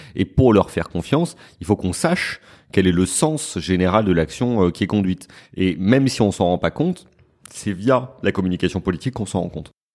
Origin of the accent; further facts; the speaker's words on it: Paris, Île-de-France, France; je suis parisien